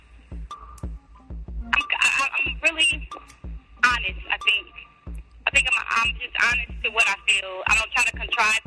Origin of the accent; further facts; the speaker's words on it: New Orleans area, Louisiana, United States; we grew up in New Orleans, Louisiana, right outside of New Orleans in Canada, actually. We claim New Orleans because it's the closest city that everybody knows.